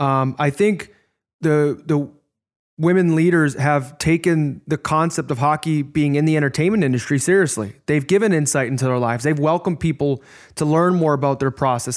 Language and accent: English; Chicago, Illinois, United States; as a young man growing up in Chicago